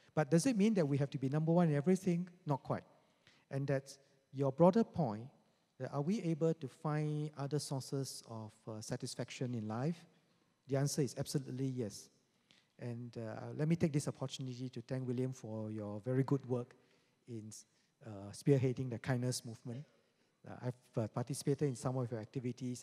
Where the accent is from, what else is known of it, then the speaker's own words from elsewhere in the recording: Singapore; us together as Singaporeans